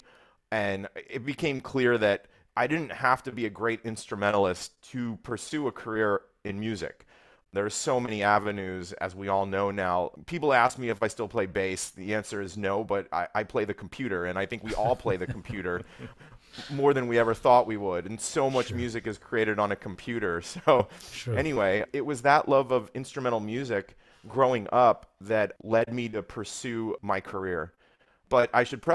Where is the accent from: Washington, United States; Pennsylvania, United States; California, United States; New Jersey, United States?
New Jersey, United States; Cherry Hill; I grew up in Cherry Hill, New Jersey.